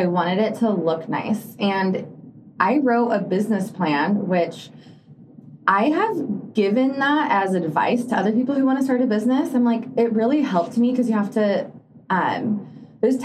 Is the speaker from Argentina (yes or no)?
yes; Argentina; moved away; I grew up in Argentina.